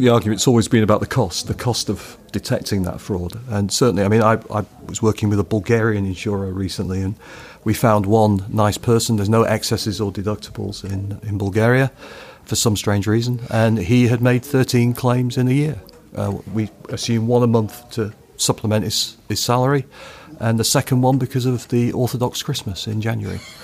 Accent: United Kingdom; I'm a Brit

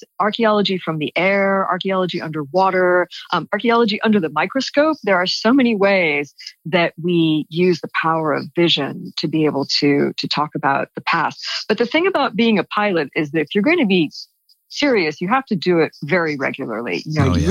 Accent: California, United States; moved away; I'm originally from California and I live in Los Angeles now. So I'm back in my ancestral homeland

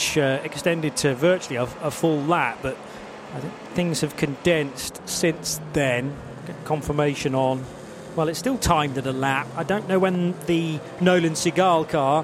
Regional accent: United Kingdom; being a Brit

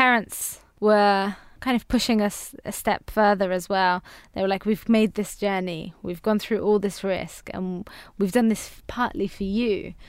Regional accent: Afghanistan; first language Farsi; English is a second language; now in United Kingdom; Now, because I've kept touch of my own language, I can speak my mother tongue, which is Farsi. I've managed to keep in touch with family back home as well. So every time we've gone back to Afghanistan

